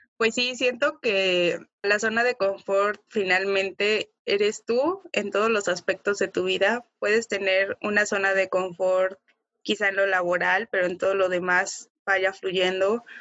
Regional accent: Huatusco, Veracruz, Mexico; moved away as an adult; yo vengo de Huatusco. Huatusco es pues una ciudad, un pueblo muy pequeño

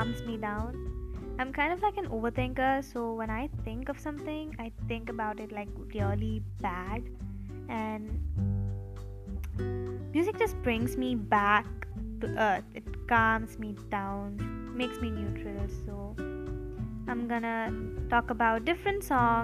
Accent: India; I'm from India, and I'm 17 years old.

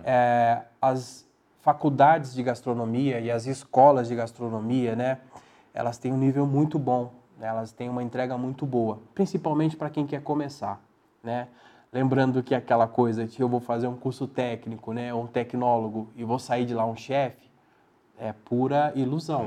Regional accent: Barbacena, Minas Gerais, Brazil; now in São José do Rio Preto, Brazil; eu sentia a falta de comer um bom pão de queijo como um bom mineiro

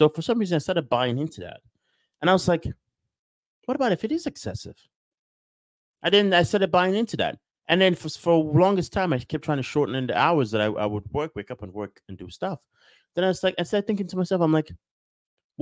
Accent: Nigeria; moved away; I grew up in Nigeria. We don't have baseball

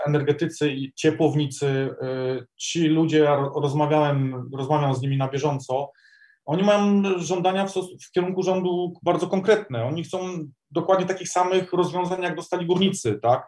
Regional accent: Silesian Voivodeship, Poland; u nas, na Śląsku

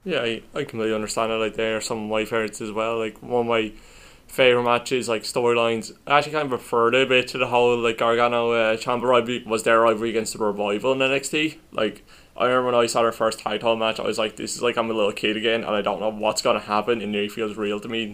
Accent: Ireland; we're Irish

